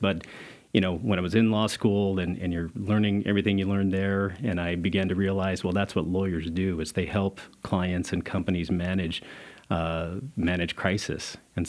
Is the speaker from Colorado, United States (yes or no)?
yes; Pueblo, Colorado, United States; I'm a Colorado native. I grew up in Pueblo, Colorado, was born in Pueblo, Colorado.